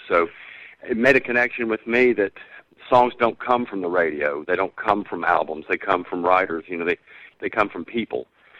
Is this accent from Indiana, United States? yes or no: no; Savannah, Georgia, United States; I jokingly refer to him as the other songwriter from Savannah, Georgia.